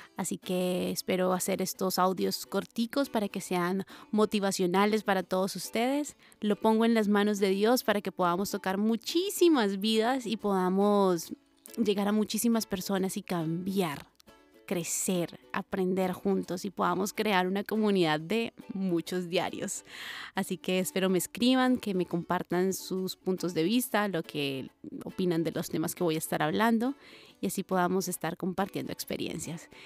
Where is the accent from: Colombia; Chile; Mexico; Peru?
Colombia; soy colombiana